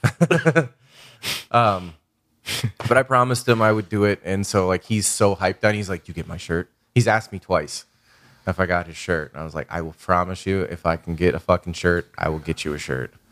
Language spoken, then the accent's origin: English; Chicago, Illinois, United States; moved away; I grew up in, like, a South Side Irish Catholic fucking criminal na-, working class criminal neighborhood